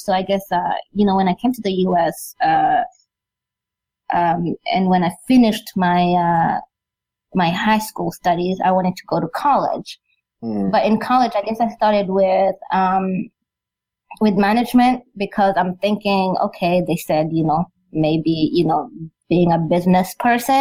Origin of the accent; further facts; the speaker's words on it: Rwanda; We come from Rwanda